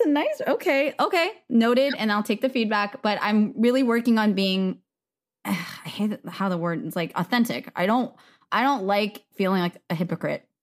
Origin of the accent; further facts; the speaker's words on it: United States; I am Korean American. My parents are immigrants.